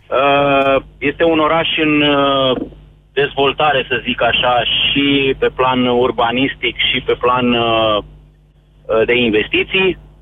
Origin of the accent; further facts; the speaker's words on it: Râmnicu Vâlcea, Vâlcea County, Romania; also born or lived in United Kingdom; după 10 ani ne-am întors și ne-am restabilit în, uh, în orașul natal